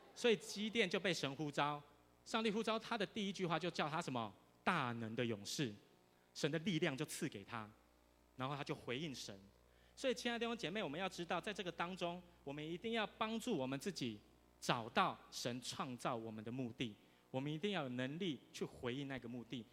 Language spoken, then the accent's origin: Chinese; Tainan, Taiwan; first language Mandarin; 我虽然住在台南，可是我从小都中，都讲华语